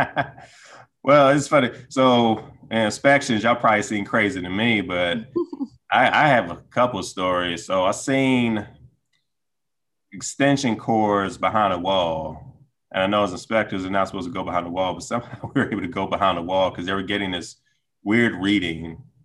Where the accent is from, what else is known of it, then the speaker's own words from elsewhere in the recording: Decatur, Georgia, United States; moved away as an adult; now in Washington, D.C. area, United States; I grew up in Decatur, Georgia, uh, high school and college.